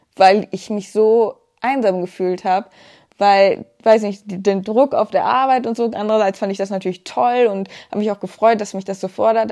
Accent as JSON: {"language": "German", "country": "Germany", "tie": "born or raised there", "said": "Ich komme hier auch vom Lande. Also ich, ähm, mein gebürtiger Wohnort ist auch da, wo wir jetzt wieder leben aktuell"}